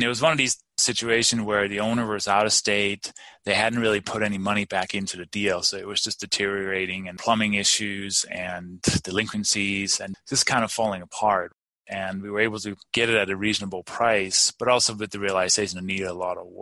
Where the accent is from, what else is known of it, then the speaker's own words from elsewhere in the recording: Denmark; moved away as an adult; also born or lived in London / Maryland / Albuquerque, New Mexico; now in Colorado, United States; I grew up in Denmark, been here since 1996, and actually moved to London in the early 90s